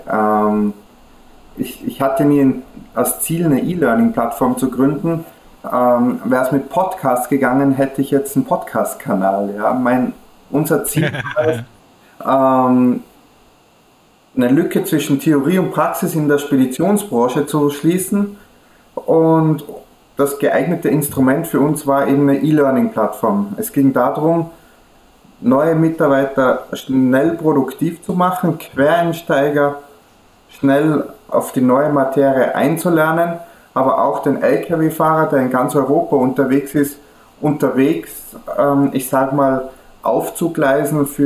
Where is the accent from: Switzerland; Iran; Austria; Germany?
Austria; Österreicher. Bin ich da, liege ich da richtig? Da liegst du vollkommen richtig. Also nicht nur gebürtiger, sondern also ich wohne noch auch in Österreich, also aber direkt an der deutschen Grenze. Also ich habe 500 Meter zur deutschen Grenze.